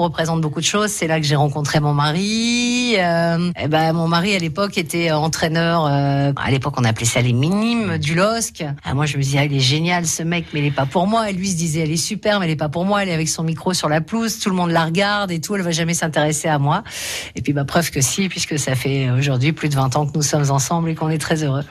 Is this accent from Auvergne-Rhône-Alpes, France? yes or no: no; Lambersart, Hauts-de-France, France; j'ai grandi à côté, à Lambersart